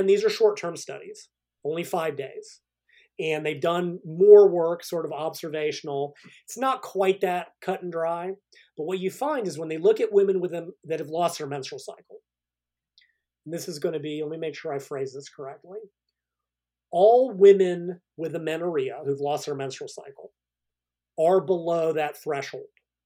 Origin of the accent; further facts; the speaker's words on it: United States; I'm an American